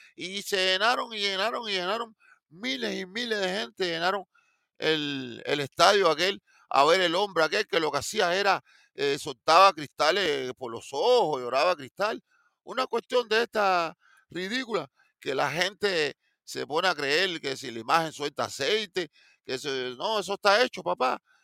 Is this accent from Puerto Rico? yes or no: no; Cuba; moved away; yo soy cubano